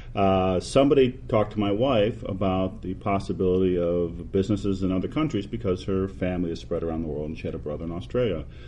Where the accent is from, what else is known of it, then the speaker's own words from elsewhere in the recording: Detroit, Michigan, United States; moved away as an adult; also born or lived in Pittsburgh; now in Texas, United States; I grew up in the Detroit area